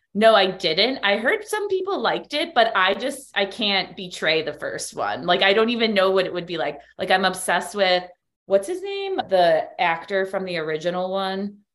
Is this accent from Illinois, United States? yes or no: yes; Chicago, Illinois, United States; moved away as an adult; now in Miami, United States; I'm from Chicago. That's how I know Dana and my other co host on Allegedly Astrology. We all went to high school together